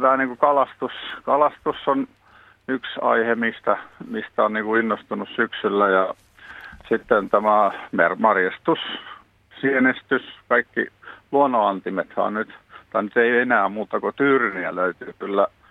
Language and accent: Finnish; Pori, Satakunta, Finland; now in Pyhäranta, Finland; mä itse Porista syntyisin